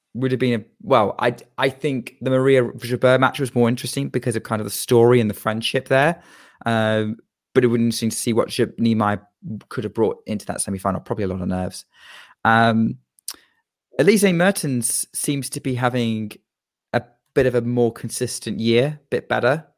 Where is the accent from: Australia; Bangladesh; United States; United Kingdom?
United Kingdom; as a Brit